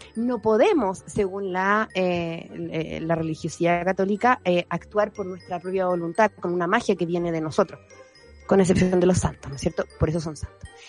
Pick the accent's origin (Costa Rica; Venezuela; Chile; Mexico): Chile; chilenos mestizos que somos